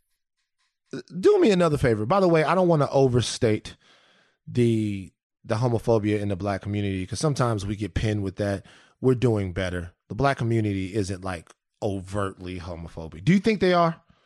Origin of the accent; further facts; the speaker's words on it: Baton Rouge, Louisiana, United States; I come from South Baton Rouge, right? I come from a specific place, a particular place, with a particular group of people